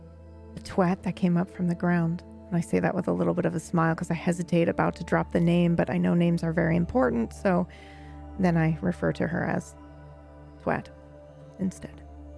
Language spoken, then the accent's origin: English; Ireland; I straight up would say Morrigan, because I'm from Ireland.